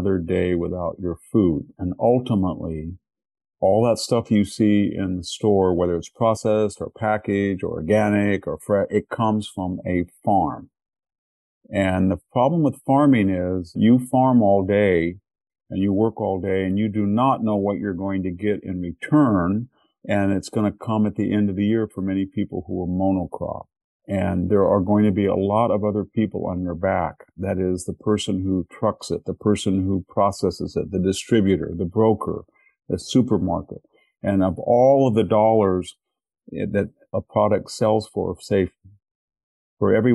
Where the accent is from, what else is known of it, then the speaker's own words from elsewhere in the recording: Selma, California, United States; I was from Selma, that is a much more predominantly Mexican-American community